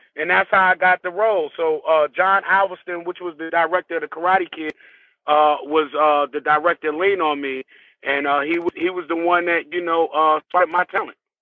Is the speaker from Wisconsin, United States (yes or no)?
no; Newark, New Jersey, United States; I'm from Newark, New Jersey